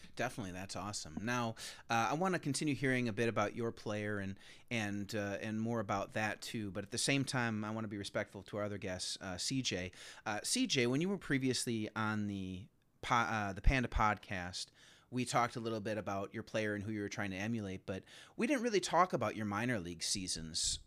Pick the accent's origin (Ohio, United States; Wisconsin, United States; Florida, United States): Wisconsin, United States; I'm from Wisconsin myself